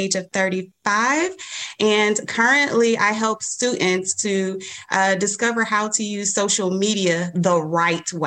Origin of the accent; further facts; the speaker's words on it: Detroit, Michigan, United States; I am from Detroit, born and raised all my life.